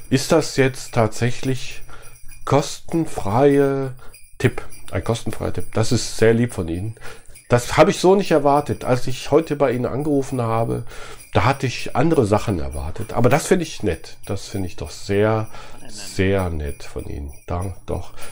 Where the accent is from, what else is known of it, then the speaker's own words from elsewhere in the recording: Düsseldorf, North Rhine-Westphalia, Germany; Also ich komme ja aus Düsseldorf. Düsseldorf ist eine ganz tolle Stadt.